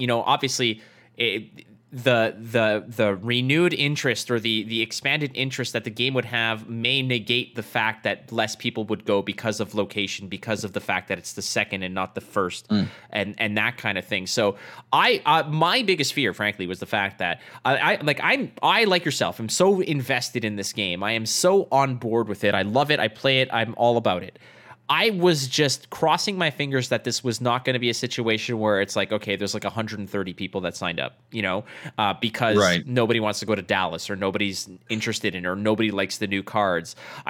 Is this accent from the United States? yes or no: no; Toronto, Ontario, Canada; The Canadian Nationals, like, so I'm from Toronto. I qualified for Nationals.